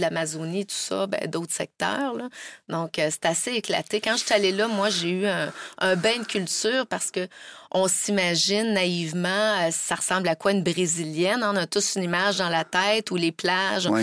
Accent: Quebec City, Quebec, Canada; also born or lived in France / Brazil; quand j'étais jeune, il n'y en avait pas à Québec

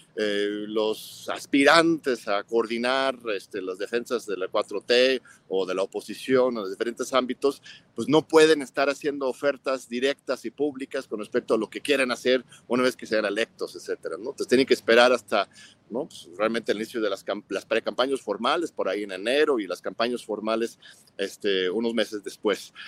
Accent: Mexico; como mexicanos

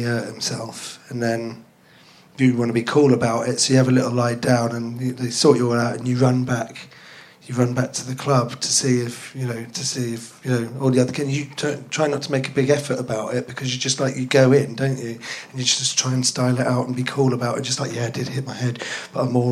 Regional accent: London, United Kingdom; also born or lived in Plymouth; I grew up in Finsbury Park, so that's north.

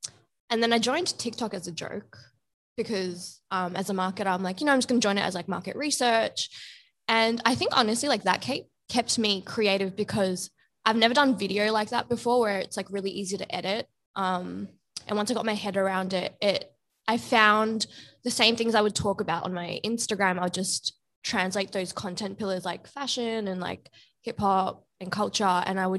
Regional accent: Bangladesh; I'm from Bangladesh and, you know, it's a lot of like South Asian jewelry.

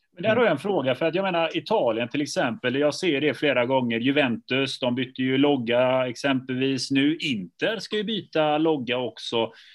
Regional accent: Gothenburg, Västra Götaland, Sweden; Jag är själv är från förorten, jag är från Biskopsgården

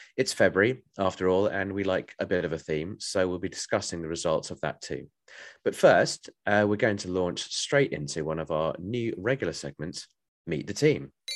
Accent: Bromley, London, United Kingdom; I am from Bromley in Kent or South East London

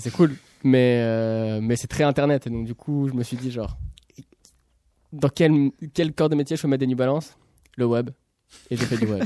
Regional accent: Pessac, Nouvelle-Aquitaine, France; je suis né à Pessac

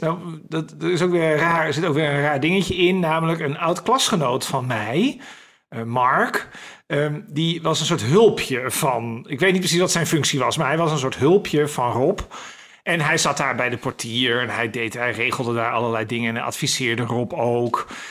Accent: Den Helder, North Holland, Netherlands; ik ben opgegroeid in Den Helder, een jaar lang met de trein naar Amsterdam gegaan

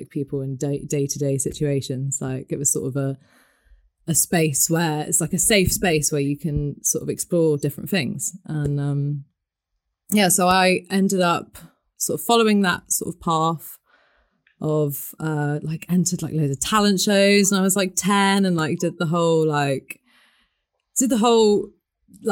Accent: Devon, South West England, United Kingdom; I grew up in Devon

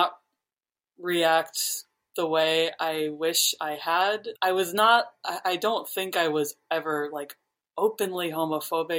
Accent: New York, United States; I grew up in New York

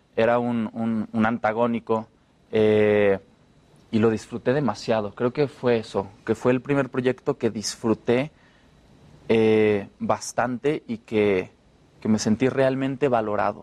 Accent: Jalisco, Mexico; yo soy de Jalisco

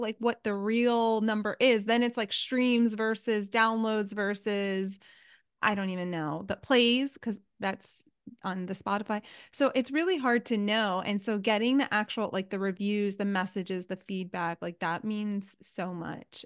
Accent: New York City, New York, United States; moved away; I was from New York City

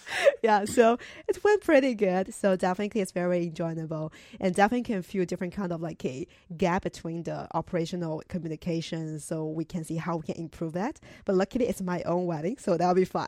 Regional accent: China; moved away; I'm originally from China

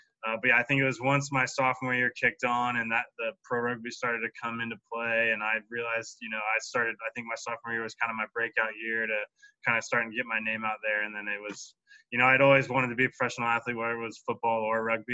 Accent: Camas, Washington, United States; also born or lived in Kirkland, Washington; down in Camas, Washington. I was born in Kirkland, but once I was four, we moved there and still the same house I grew up

